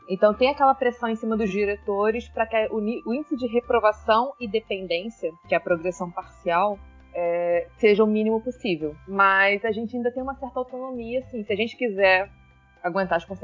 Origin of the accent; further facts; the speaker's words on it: Nova Iguaçu, Rio de Janeiro, Brazil; É, nasci criada em Nova Iguaçu, sempre estudei em escola pública